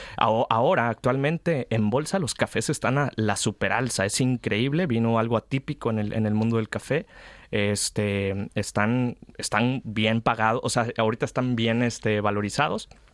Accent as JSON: {"language": "Spanish", "country": "Mexico", "moved": "as an adult", "lives_now": "Spain", "said": "como mexicano"}